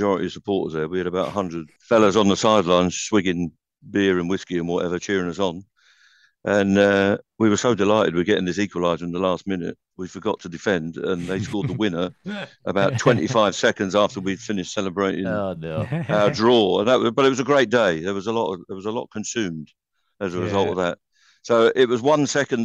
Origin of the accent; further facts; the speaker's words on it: London, United Kingdom; I am a Londoner with an Irish identity